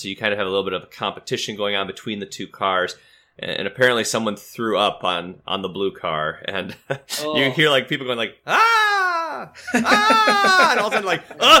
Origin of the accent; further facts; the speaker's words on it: Grand Rapids, Michigan, United States; Michigan Adventure, it's in Muskegon, which is about an hour and a half from where we grew up in Grand Rapids.